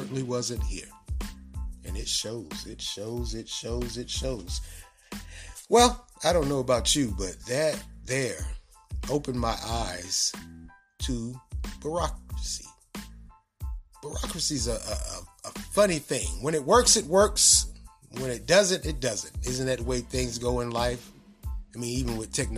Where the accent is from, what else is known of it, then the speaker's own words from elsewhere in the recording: United States; we as American citizens and taxpayers